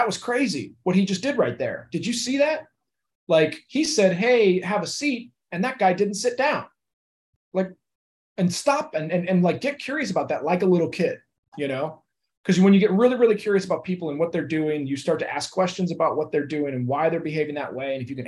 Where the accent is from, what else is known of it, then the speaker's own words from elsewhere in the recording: St. Louis, Missouri, United States; now in Los Angeles, United States; Laker fan for life because St. Louis didn't have a team, you know.